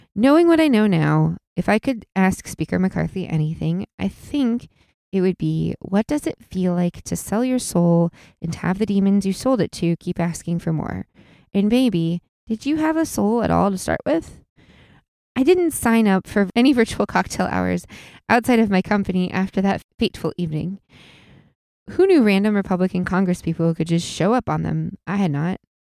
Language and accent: English; Illinois, United States; Normal is, you know, it's where we're from